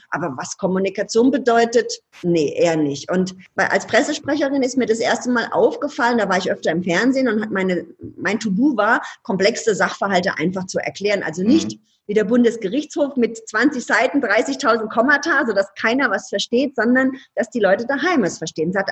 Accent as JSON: {"language": "German", "town": "Ludwigshafen", "region": "Rhineland-Palatinate", "country": "Germany", "said": "Ich komme aus Ludwigshafen. Ludwigshafen ist jetzt nicht so die mega coole Stadt, sondern da gibt es BASF, Badische Anilin und Sodafabrik. So. Und ich komme aus einer, aus einer Arbeiterfamilie."}